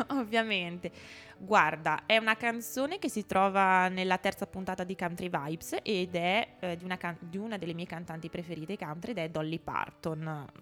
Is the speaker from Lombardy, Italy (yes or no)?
yes; a village in the province of Mantua, Lombardy, Italy; moved away as an adult; now in Trento, Italy; io vengo da un paesino che è in provincia di Mantova, quindi sono lombarda, anche se mi sento molto più veneta perché sono proprio un ibrido